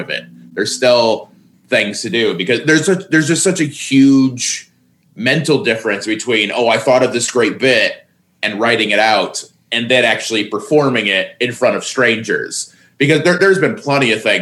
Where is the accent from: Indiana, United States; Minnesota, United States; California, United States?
Indiana, United States; moved away; also born or lived in Terre Haute, Indiana / Los Angeles; Terre Haute, but it's not exactly a bustling metropolis. It's, it's a big Indiana town